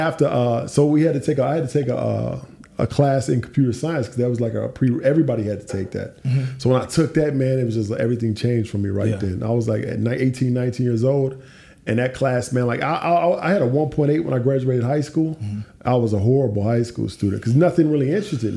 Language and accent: English; Clarksville, Tennessee, United States; moved away as an adult; now in Atlanta, United States; I grew up in Tennessee, not far from, we're in Atlanta now, about four and a half hours north in a place called Clarksville, Tennessee